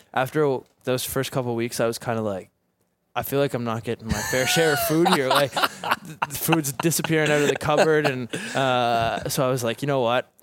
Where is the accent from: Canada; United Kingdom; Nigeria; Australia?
Canada; Halifax, Nova Scotia; also born or lived in Dartmouth, Nova Scotia; my hometown. So I've been, I've been there ever since I wanna say five years old